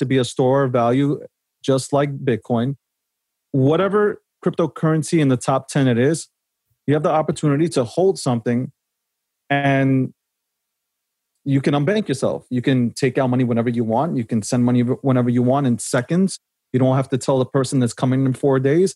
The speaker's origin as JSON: {"language": "English", "town": "New York City", "region": "New York", "country": "United States", "tie": "born or raised there", "said": "I was born in Brooklyn"}